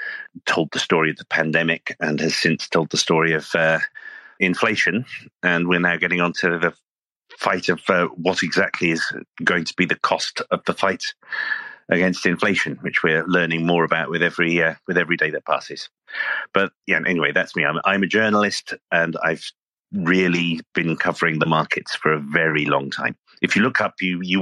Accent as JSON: {"language": "English", "country": "United Kingdom", "tie": "born or raised there", "moved": "yes", "lives_now": "United States", "said": "I'm actually these days an American citizen, but as you can probably hear, I'm a native from Britain."}